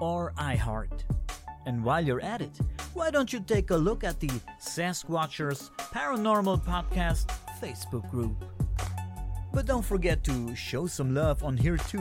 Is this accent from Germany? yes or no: yes; Germany; I am from Germany